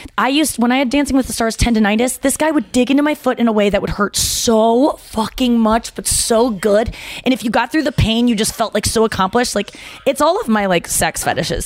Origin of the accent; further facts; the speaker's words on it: St. Louis, Missouri, United States; I was from St. Louis